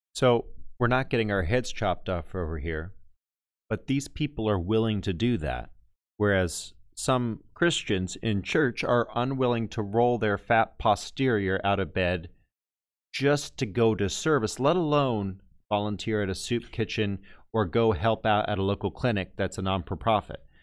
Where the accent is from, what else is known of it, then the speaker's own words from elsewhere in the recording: Texas, United States; I'm from Texas